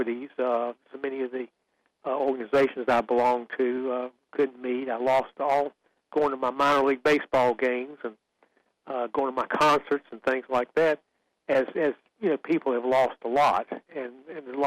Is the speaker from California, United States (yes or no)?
no; Sanford, North Carolina, United States; I grew up in Sanford